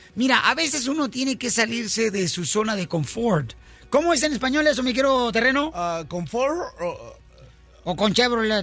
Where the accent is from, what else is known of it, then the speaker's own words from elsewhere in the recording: Mexico; soy mexicano, le soy mexicano